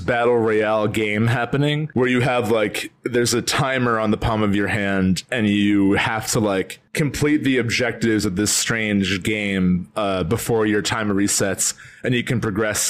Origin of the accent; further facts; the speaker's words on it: northern New Jersey, United States; we're both from Jersey. Like we're both from northern New Jersey. So like we grew up like in and out of New York